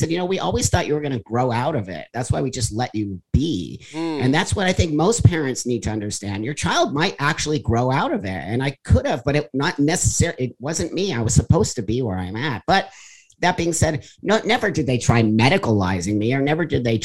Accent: the Valley, California, United States; I was raised in the Valley here in California

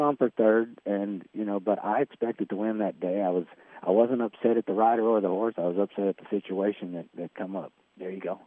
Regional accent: Fort Smith, Arkansas, United States; also born or lived in Hot Springs, Arkansas; I'm from Fort Smith, Arkansas.

